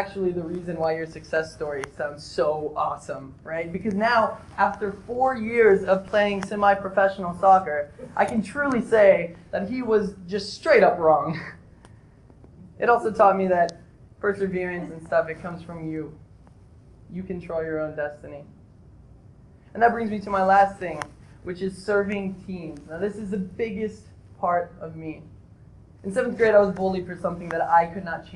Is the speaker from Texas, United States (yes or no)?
yes; Odessa, Texas, United States; now in Kansas, United States; I grew up in Odessa, Texas